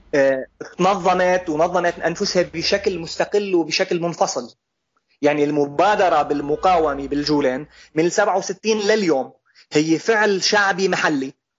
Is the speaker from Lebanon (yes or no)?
no; Golan Heights, Syria; نحن سوريين